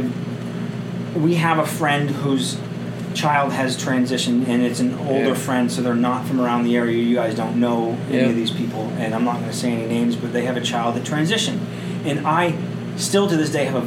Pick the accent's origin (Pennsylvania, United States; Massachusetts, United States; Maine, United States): Massachusetts, United States; Cape Cod; moved away as an adult; also born or lived in Monadnock region, New Hampshire; now in New Hampshire, United States; I grew up on the Cape